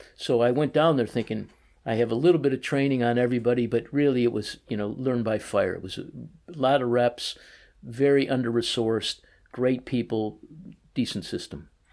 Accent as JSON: {"language": "English", "town": "Chicago", "region": "Illinois", "country": "United States", "tie": "born or raised there", "also_born_or_lived": "New Orleans / Winston-Salem, North Carolina", "moved": "as an adult", "lives_now": "Boston, United States", "said": "Born and raised in Chicago, a small part of Chicago called East Rogers Park, so right off of the Lake Michigan"}